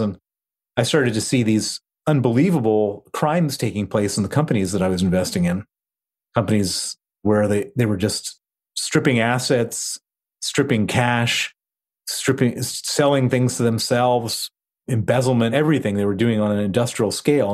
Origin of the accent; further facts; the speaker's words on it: Chicago, Illinois, United States; moved away as an adult; also born or lived in Princeton, New Jersey / Palo Alto / London; I grew up in Chicago